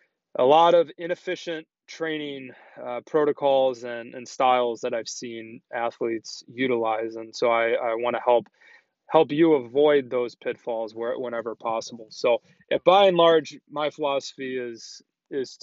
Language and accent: English; Chicago, Illinois, United States; also born or lived in Boston / Minnesota; So I grew up in Chicago